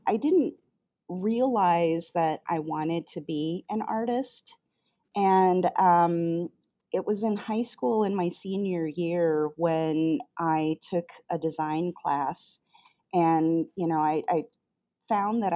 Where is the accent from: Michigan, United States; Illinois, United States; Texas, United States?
Illinois, United States; Chicago; also born or lived in Korea / Jemez Pueblo, New Mexico; I am a Chicagoan. I grew up here in the city of Chicago, so this is my hometown